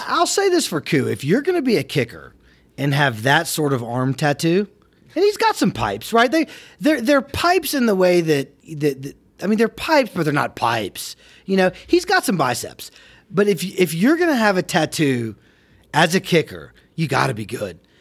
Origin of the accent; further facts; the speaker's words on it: Atlanta, Georgia, United States; also born or lived in Alabama; you and Brian and I experienced growing up in Atlanta